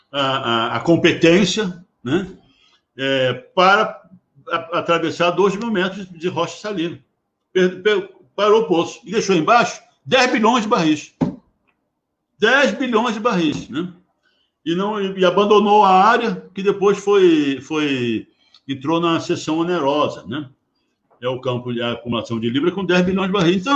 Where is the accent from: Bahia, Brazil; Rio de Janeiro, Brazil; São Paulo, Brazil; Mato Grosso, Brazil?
Rio de Janeiro, Brazil; A gente, nós cariocas, eu sou carioca, nós tá, carioca até temos um certo ciúme de vocês aí em Santos.